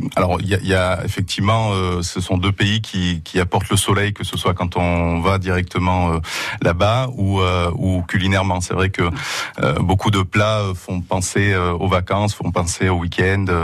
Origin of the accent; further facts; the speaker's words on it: Asturias, Spain; moved away; je suis originaire d'Asturias, d'une voilà d'une région qui est au nord de, de l'Espagne